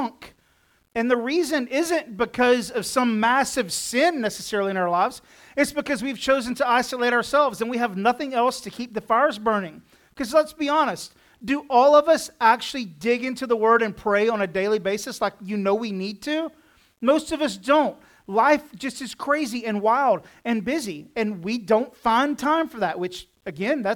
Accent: Texas, United States; I'm from Texas

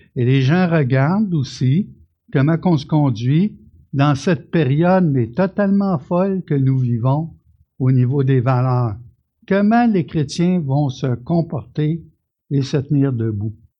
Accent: Canada; je suis un Canadien, je suis né ici

